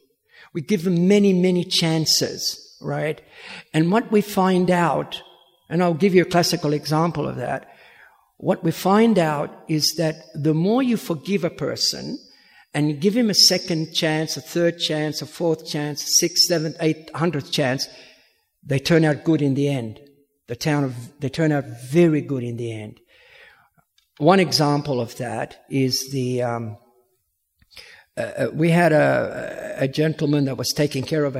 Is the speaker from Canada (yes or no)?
no; Williamstown, Victoria, Australia; moved away as an adult; also born or lived in Sydney; I'm from Williamstown